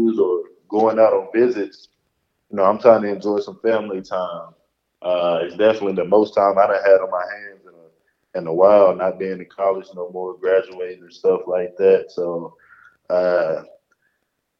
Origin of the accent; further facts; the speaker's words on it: North Texas, United States; I grew up about an hour and a half away from where the Dallas Cowboys play every Sunday, right here in North Texas